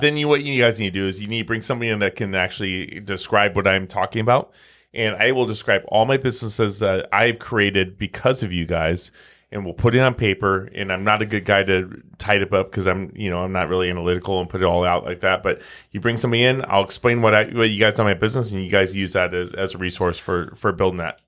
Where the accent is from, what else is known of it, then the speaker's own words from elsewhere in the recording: Omaha, Nebraska, United States; we're from Omaha, you know? We're We're the Midwesterners